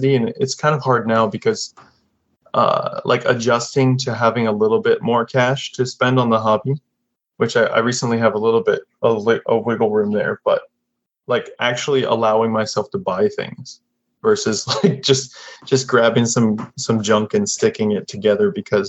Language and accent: English; Florida, United States; now in Japan; I'm from Florida originally